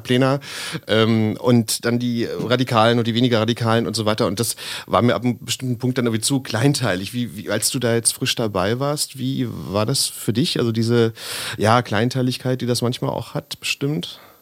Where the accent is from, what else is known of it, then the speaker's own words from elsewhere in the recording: Berlin, Germany; ich auch aus Lichtenrade stamme